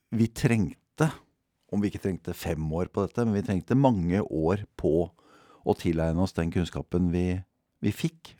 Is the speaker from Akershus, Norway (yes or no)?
yes; Bærum, Akershus, Norway; jeg er født og oppvokst i Bærum